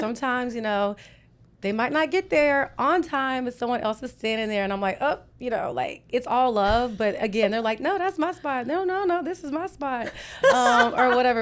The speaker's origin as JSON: {"language": "English", "town": "Whitney", "region": "Texas", "country": "United States", "tie": "born or raised there", "also_born_or_lived": "Houston", "moved": "as an adult", "said": "I grew up in Whitney. It's about seventy-two miles east of here"}